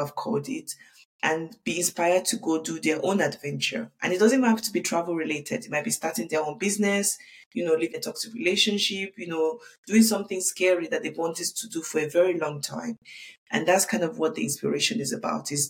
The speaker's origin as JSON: {"language": "English", "region": "London", "country": "United Kingdom", "tie": "born or raised there", "also_born_or_lived": "Lagos, Nigeria", "moved": "as an adult", "lives_now": "Dubai, United Arab Emirates", "said": "I grew up in the UK."}